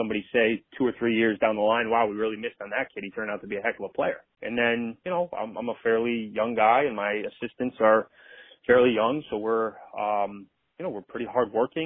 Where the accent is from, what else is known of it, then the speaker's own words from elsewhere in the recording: Rhode Island, United States; I grew up in Rhode Island